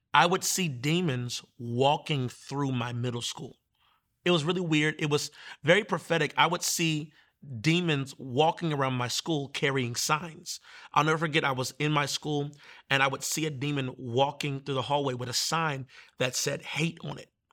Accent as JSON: {"language": "English", "town": "Manassas", "region": "Virginia", "country": "United States", "said": "I'm from Manassas."}